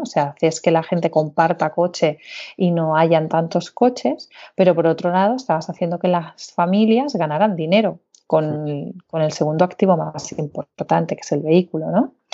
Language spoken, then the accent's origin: Spanish; Barcelona, Catalonia, Spain; moved away as an adult; also born or lived in Beijing; soy de Barcelona, aunque da unas cuantas vueltas